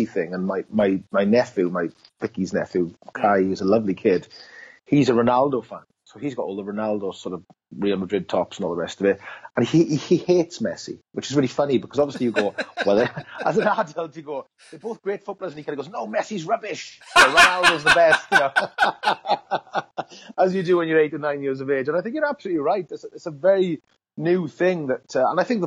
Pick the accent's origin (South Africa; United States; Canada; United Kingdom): United Kingdom; Wales; being a Welshman, a proud Welshman